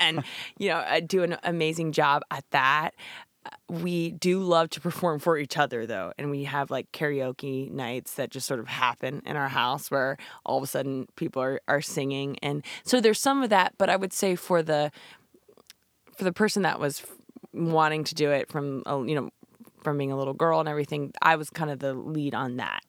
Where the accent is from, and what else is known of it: Shenandoah Valley, Virginia, United States; born or raised there; also born or lived in California / New Jersey